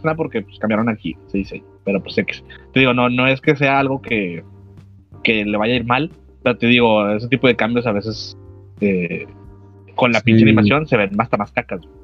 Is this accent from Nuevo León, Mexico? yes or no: yes; Monterrey, Nuevo León, Mexico; somos de Monterrey